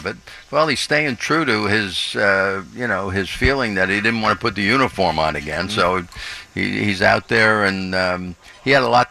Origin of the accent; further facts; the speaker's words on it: Brooklyn, New York, United States; But, you know, I grew up in New York when they had three teams here.